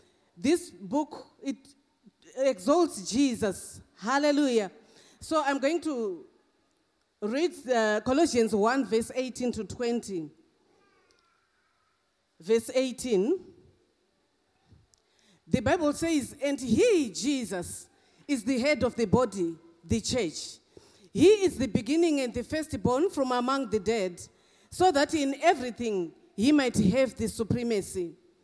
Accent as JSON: {"language": "English", "country": "Zimbabwe", "also_born_or_lived": "England", "moved": "yes", "lives_now": "Australia", "said": "Thank God for my accent. I come from Zimbabwe, I went to England, and I'm in Australia."}